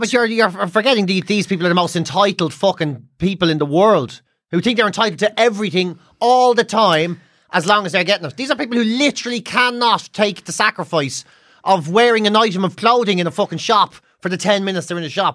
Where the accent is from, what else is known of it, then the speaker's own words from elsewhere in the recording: Ireland; growing up being Irish